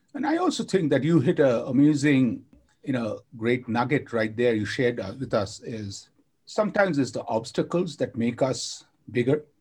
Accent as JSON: {"language": "English", "country": "India", "tie": "born or raised there", "said": "I grew up in India with my grandma"}